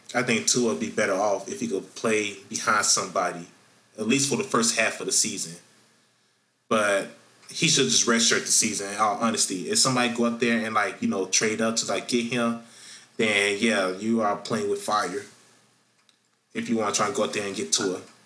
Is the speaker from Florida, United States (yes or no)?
yes; Florida, United States; in my home state of Florida